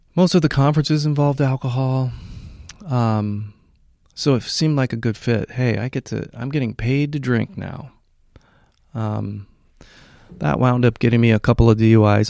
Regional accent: Hawaii, United States; moved away as an adult; also born or lived in Washington; now in Northern California, United States; I was raised in Hawaii

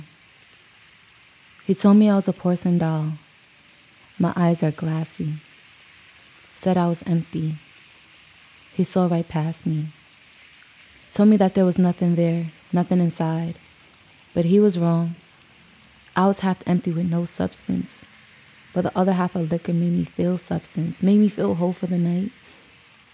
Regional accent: New York City, New York, United States; I might not have been raised in the hood, but I'm from Brooklyn

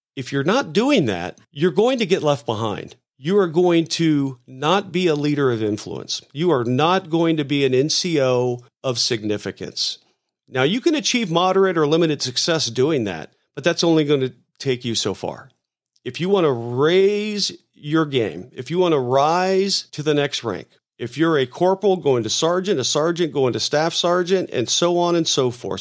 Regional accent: Tampa, Florida, United States; I grew up in Tampa

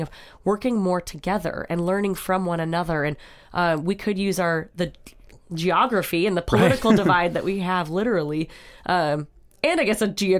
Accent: North Dakota, United States; I'm from North Dakota, you're from Minnesota.

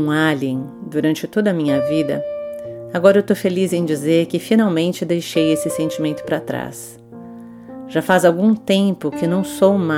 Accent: Switzerland; born there; Eu nasci na Suíça, filha de mãe alemã e pai português.

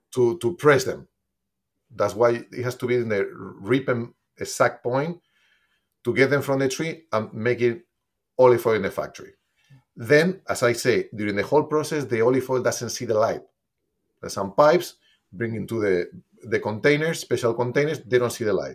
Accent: Spain; moved away; since I'm from Spain, I, my family was producing olive oil always. Basically, I grew up using olive oil

